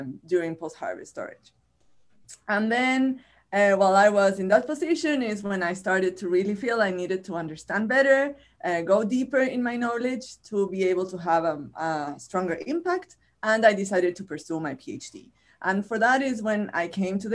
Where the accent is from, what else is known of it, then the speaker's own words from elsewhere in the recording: Chile; accent: Chilean Spanish; first language Spanish; English is a second language; moved away as an adult; now in United States; I am originally from Chile, from this country at the end of the world, where I got my bachelor's and my master's degrees